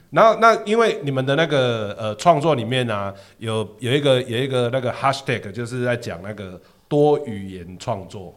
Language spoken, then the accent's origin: Chinese; Taiwan; 我事实上就在台湾长大嘛